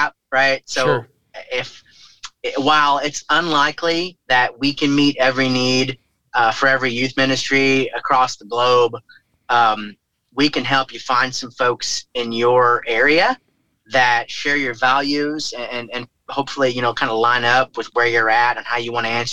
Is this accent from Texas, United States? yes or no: no; St. Louis, Missouri, United States; Washington University here in my hometown